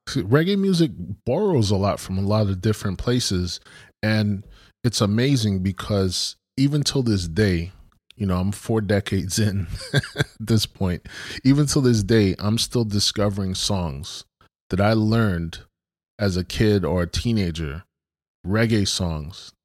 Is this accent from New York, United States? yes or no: yes; Brooklyn, New York, United States; I grew up in Brooklyn